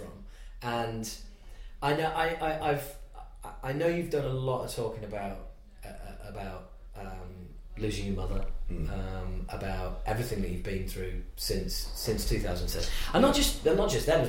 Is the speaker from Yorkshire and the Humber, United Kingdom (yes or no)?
yes; Yorkshire and the Humber, United Kingdom; I come from Yorkshire in the UK